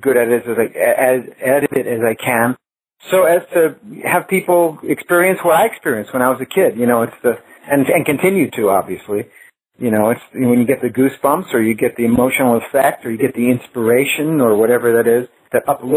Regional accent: New York, United States; growing up in New York

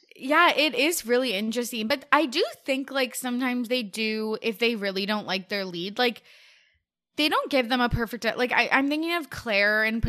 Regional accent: Canada; As a Canadian

